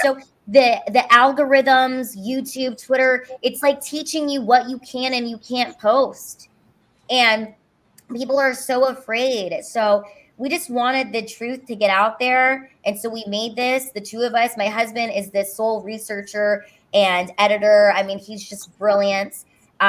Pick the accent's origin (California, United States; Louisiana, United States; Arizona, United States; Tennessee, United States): California, United States; Los Angeles; moved away as an adult; also born or lived in Honolulu, Hawaii; now in Texas, United States; I'm from Los Angeles